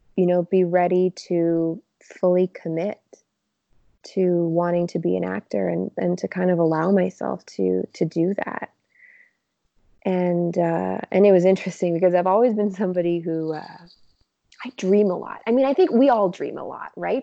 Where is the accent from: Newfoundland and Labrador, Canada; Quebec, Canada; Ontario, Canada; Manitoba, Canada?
Quebec, Canada; Montreal; moved away as an adult; now in Toronto, Canada; I grew up in Montreal.